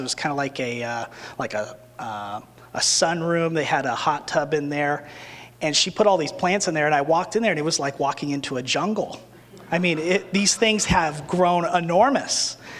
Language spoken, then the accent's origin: English; New Mexico, United States; when I was growing up in New Mexico